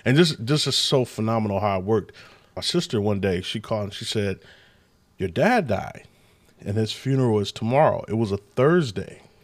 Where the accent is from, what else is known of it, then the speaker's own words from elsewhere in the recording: Sacramento, California, United States; moved away as an adult; also born or lived in Bay Area, California; now in Michigan, United States; California. Sacramento, California